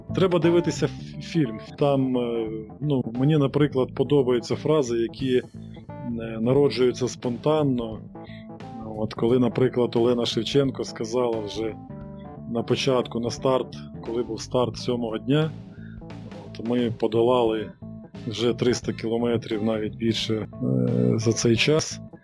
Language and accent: Ukrainian; Sumy Oblast, Ukraine; я сам родом з Сумської області